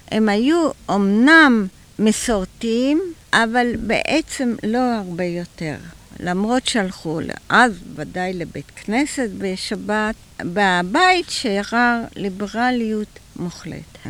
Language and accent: Hebrew; Tel Aviv, Tel Aviv District, Israel; born or raised there